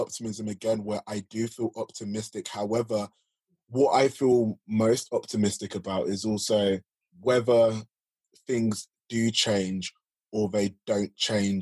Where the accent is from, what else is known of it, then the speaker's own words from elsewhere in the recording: London, United Kingdom; I grew up in South London. I grew up in Woolwich specifically